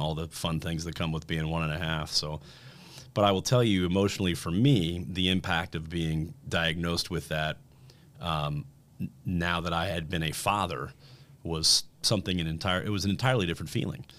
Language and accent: English; Fort Wayne, Indiana, United States; moved away as an adult; also born or lived in Bloomington, Indiana / Peoria, Illinois / Nashville, Tennessee / Denver, Colorado; I was born and raised in Fort Wayne, Indiana